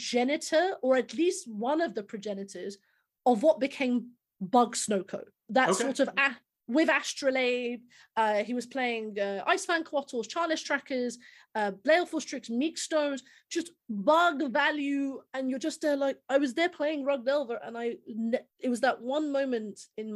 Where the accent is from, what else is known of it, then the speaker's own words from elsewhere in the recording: United Kingdom; as a Brit